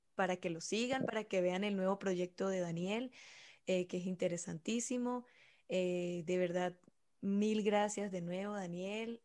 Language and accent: Spanish; Venezuela; yo soy venezolana